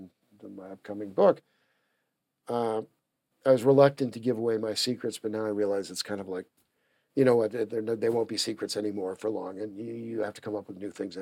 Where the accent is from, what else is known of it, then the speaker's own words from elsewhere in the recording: United States; I'm an American. I'm also a British citizen.